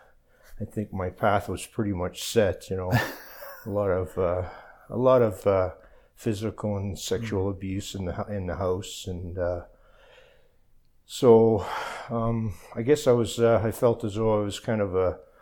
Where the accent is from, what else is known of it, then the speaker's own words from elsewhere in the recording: Calgary, Alberta, Canada; also born or lived in Vancouver; I was born here in Calgary